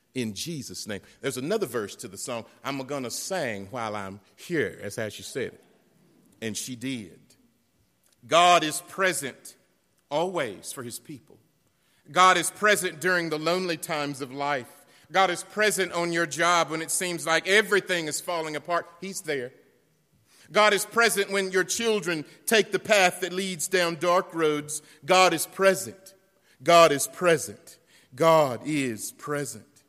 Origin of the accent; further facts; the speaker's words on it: Western North Carolina, United States; also born or lived in Beech Mountain, North Carolina; I'm from North Carolina, I'm from Western North Carolina